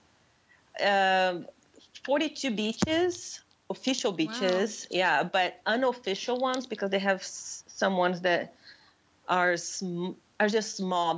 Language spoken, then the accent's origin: English; Porto Alegre, Rio Grande do Sul, Brazil; also born or lived in Colorado / Michigan; now in Florida, United States; I was born in Porto Alegre, which is the capital of Rio Grande do Sul.